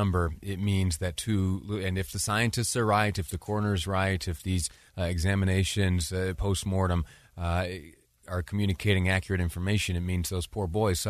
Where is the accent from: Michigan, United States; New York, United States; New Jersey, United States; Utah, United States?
Utah, United States; also born or lived in Washington, D.C.; When I was back in Washington, D.C., folks would know that I was from Utah.